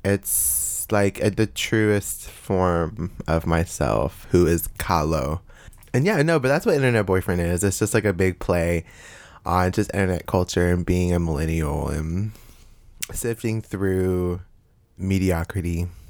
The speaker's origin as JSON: {"language": "English", "town": "Bowling Green", "region": "Kentucky", "country": "United States", "tie": "born or raised there", "said": "I grew up in a single parent household with my mother Martha and my sister Selena in uh, Bowling Green, Kentucky."}